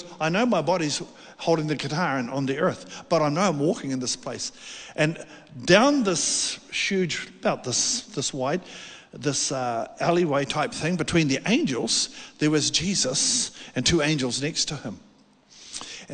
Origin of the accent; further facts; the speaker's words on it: South Island of New Zealand, New Zealand; I'm from the South Island of New Zealand, little town there